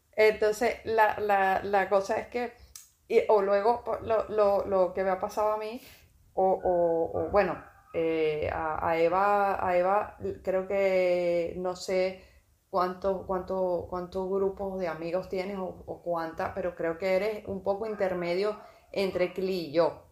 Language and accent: Spanish; Venezuela; also born or lived in A Coruña; now in Málaga, Spain; en mi país eso no es algo que se vea